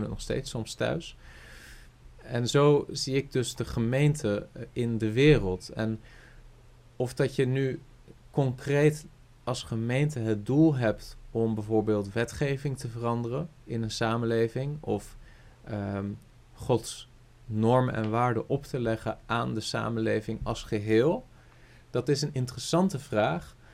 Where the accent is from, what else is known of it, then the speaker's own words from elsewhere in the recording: Rotterdam, South Holland, Netherlands; ik ben opgegroeid in, in een uh, eh, vol evangelische kerk in Rotterdam. Rotterdam-Zuid